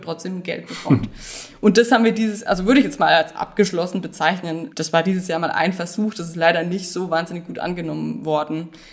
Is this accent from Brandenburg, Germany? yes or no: no; Bad Kissingen, Bavaria, Germany; moved away as an adult; also born or lived in Freiburg; Ich bin geboren in Bad Kissingen und ähm, lebe da mittlerweile auch wieder